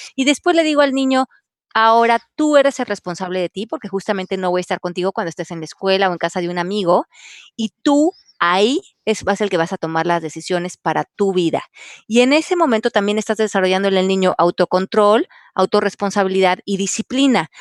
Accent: Mexico; yo crecí en México

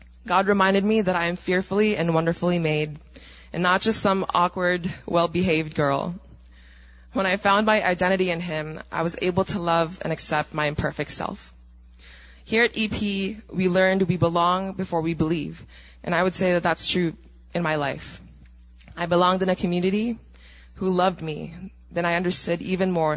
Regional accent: Philippines; now in United States; So I was born in the Philippines into a Christian family. I grew up attending church every Sunday and Bible studies every Saturday

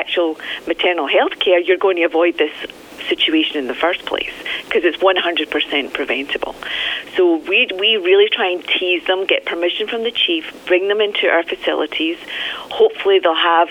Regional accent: Scotland, United Kingdom; I'm from Scotland

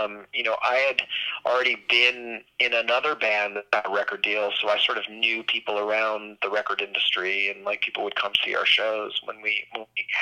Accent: New York City, New York, United States; moved away as an adult; also born or lived in Los Angeles; I'm originally from New York City.

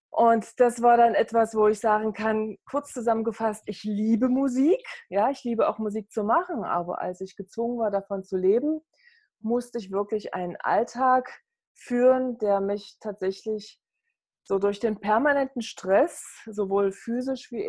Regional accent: East Germany, Germany; Ich bin aufgewachsen in der DDR und damals habe ich mich wirklich auch durch Leistung definieren müssen.

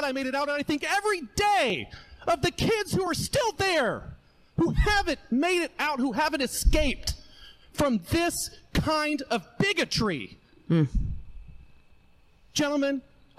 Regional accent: Hickory County, Missouri, United States; moved away as an adult; I grew up in Hickory County, Missouri

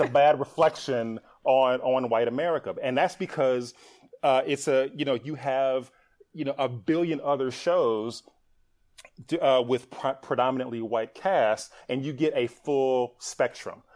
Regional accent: Milwaukee, Wisconsin, United States; moved away as an adult; also born or lived in Atlanta; I was born and raised in Milwaukee, Wisconsin

